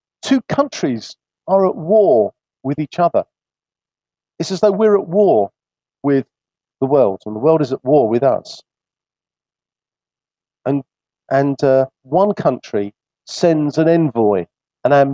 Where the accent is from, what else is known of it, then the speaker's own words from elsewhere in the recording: England, United Kingdom; although we feel comfortable in this land, we've grown up in it, it's, if you like, our nation